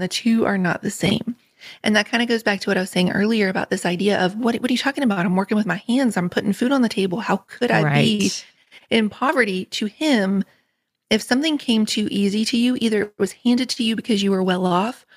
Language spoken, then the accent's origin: English; Richwood, West Virginia, United States; moved away as an adult; also born or lived in England; I grew up in Richwood in Nicholas County